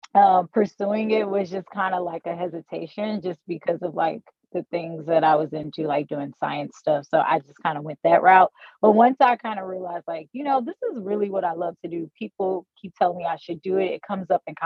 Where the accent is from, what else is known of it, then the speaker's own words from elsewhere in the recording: St. Louis, Missouri, United States; I'm from St. Louis as well